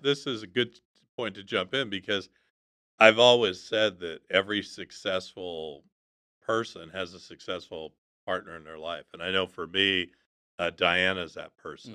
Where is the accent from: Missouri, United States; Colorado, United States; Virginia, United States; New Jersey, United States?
Colorado, United States; outside of Aspen; I grew up outside of Aspen